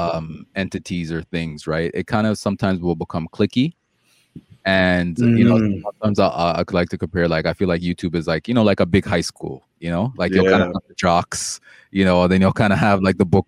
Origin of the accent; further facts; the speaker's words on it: Toronto, Ontario, Canada; also born or lived in Jamaica; I came here when I was young